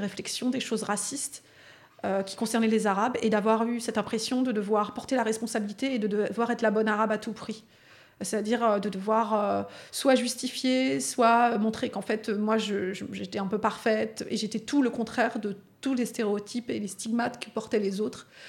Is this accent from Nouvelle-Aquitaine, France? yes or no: no; Vaulx-en-Velin, Auvergne-Rhône-Alpes, France; j'ai grandi à Vaux-en-Velin